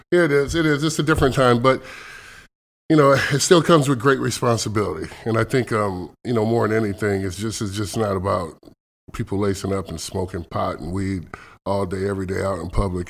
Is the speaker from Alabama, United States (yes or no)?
no; Elkhart, Indiana, United States; moved away as an adult; also born or lived in Kentucky / Athens, Texas; now in Seattle, United States; I grew up outside Chicago in Indiana, Elkhart, Indiana, which is about forty-five minutes to an hour outside of Chicago